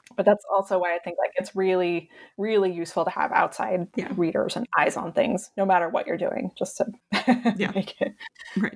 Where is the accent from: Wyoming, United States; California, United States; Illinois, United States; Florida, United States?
Wyoming, United States; Cheyenne; moved away; where I grew up in Cheyenne Wyoming which is like a dump